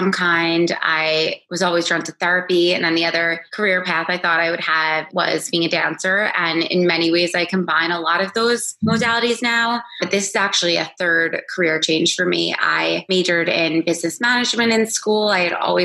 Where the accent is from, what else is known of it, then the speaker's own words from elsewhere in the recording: Roslyn, New York, United States; now in Los Angeles, United States; I grew up in Roslyn, New York, in Long Island, and I currently live in Los Angeles, California